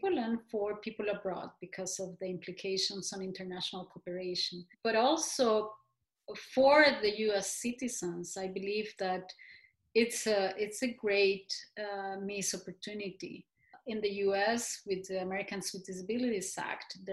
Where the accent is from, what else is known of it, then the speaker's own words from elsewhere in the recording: Costa Rica; growing up in Costa Rica